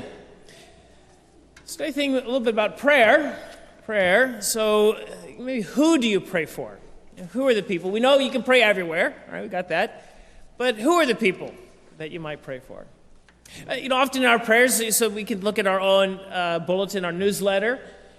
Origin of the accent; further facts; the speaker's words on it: United States; I grew up in here in America